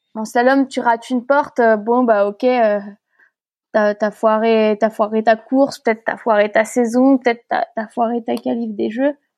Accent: France; je suis née en France

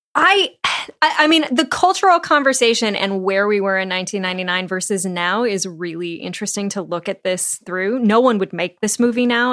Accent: Santa Rosa, California, United States; I'm from Santa Rosa, Northern California

